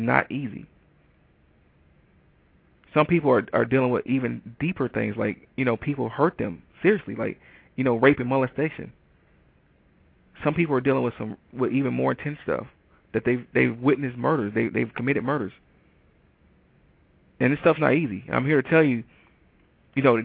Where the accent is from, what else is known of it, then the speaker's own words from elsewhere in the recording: Detroit, Michigan, United States; moved away as an adult; also born or lived in Ann Arbor, Michigan; now in Atlanta, United States; I moved from Detroit, Michigan to Atlanta, Georgia. You know, I actually moved on my 28th birthday. And I had never really been that far away from home